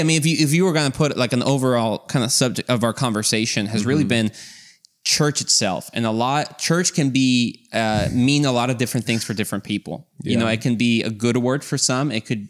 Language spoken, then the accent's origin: English; Mexico; moved away; So to give you some context is we grew up in Mexico, and there our parents have always been kind of part of the church when we came into the picture.